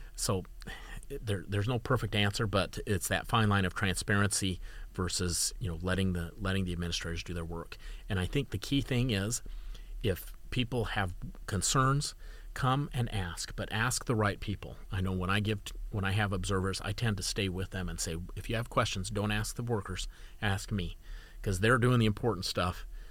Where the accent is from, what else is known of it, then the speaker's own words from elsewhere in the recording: Utah, United States; I'm from Utah